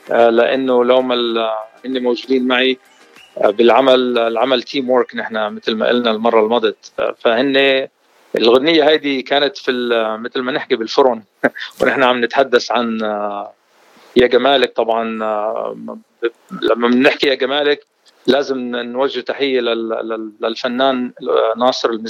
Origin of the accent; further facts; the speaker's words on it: Beirut, Beirut Governorate, Lebanon; also born or lived in Jordan; قلت لك نحن بس صارت الحرب آه، ببيروت بال70 الله لا يعيد الايام هذيك هربنا على الاردن ولهجتي تاردنت